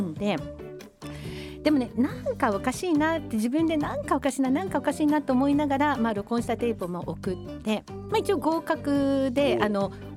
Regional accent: Komaki, Aichi, Japan; 生まれというか育ちは愛知県の小牧市

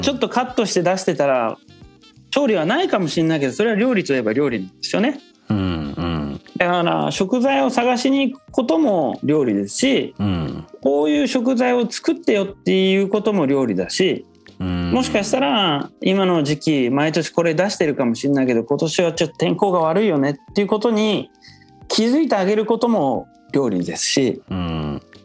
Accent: Kyushu, Fukuoka, Japan; moved away as an adult; also born or lived in Tokyo; now in Nice, France; 僕自身はあの九州福岡出身だから

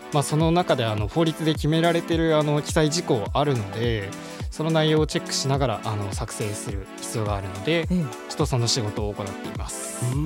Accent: Hokkaido, Japan; 地元の北海道であのリサイクル企業に勤めるのも面白いかなと思いまして

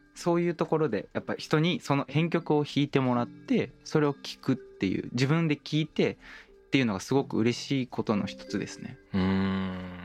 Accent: Osaka, Japan; 僕大阪出身なんですけど

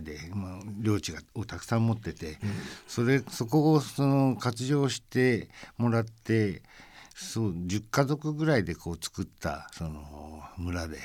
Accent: Tokyo, Japan; moved away as an adult; now in France; 私自身その東京生まれの東京育ちで

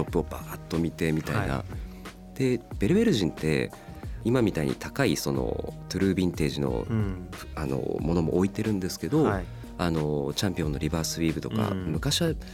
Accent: Sapporo, Hokkaido, Japan; moved away as an adult; now in Tokyo, Japan; 地元の札幌から東京に出てきて

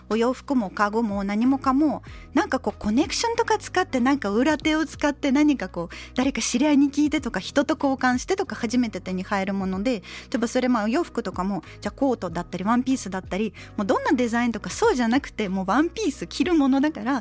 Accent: Novosibirsk, Novosibirsk Oblast, Russia; born there; そう当時はでもあの一応生まれはノボシビルスクだけどお父さんは軍人で本当いろんな町とかに移動したりして

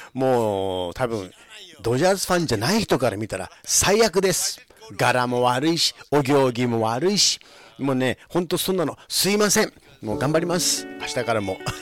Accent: Los Angeles, California, United States; also born or lived in Tokyo, Japan; 生まれはね東京なんですけれども親父の仕事の都合で幼稚園からここロサンゼ

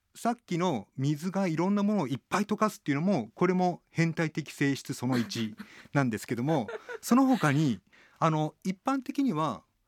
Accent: Tatebayashi, Gunma, Japan; 僕群馬県の館林っていうところの出身

